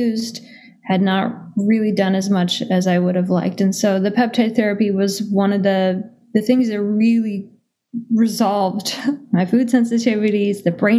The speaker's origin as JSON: {"language": "English", "region": "Minnesota", "country": "United States", "tie": "born or raised there"}